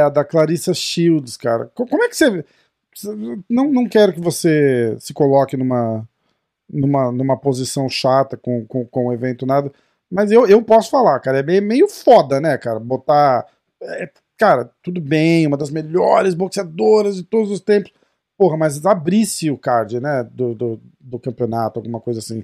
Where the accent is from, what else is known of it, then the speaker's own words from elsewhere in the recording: Brazil; a gente é brasileiro